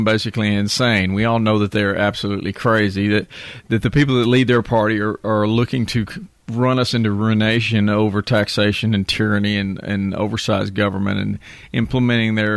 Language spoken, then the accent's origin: English; Texas, United States; I'm a Texan. My family's been in Texas for 175 years.